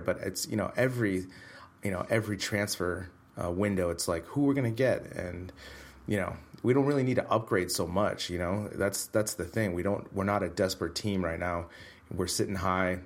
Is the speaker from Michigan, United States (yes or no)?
no; Bay Area, California, United States; moved away as an adult; now in Madrid, Spain; back to the Bay Area, visit family